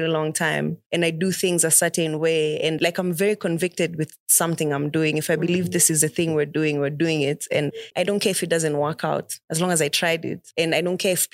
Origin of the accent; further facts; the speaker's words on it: Nairobi, Kenya; I'm from Buru, East Lands.